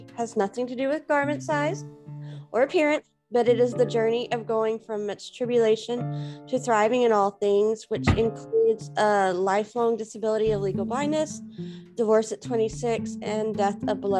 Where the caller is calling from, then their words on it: Louisiana, United States; Louisiana, stateside in the United States.